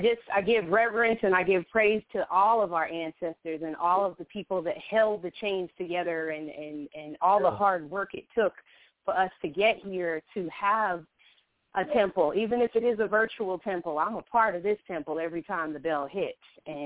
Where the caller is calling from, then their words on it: Atlanta, Georgia, United States; I'm calling from Atlanta, Georgia.